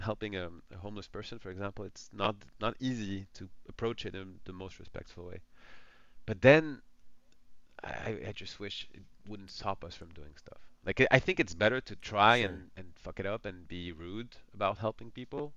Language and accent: English; France; coming from France